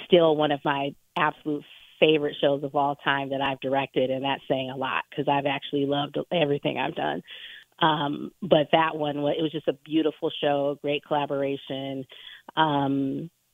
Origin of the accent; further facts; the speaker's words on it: Los Angeles, California, United States; moved away as an adult; now in Kalamazoo, United States; I'm from Los Angeles